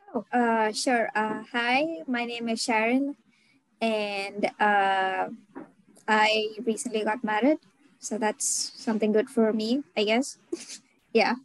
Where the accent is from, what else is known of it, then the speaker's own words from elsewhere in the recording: India; now in United States; I'm Indian